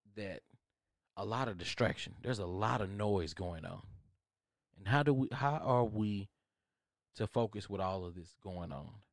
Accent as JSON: {"language": "English", "country": "United States", "said": "I am American"}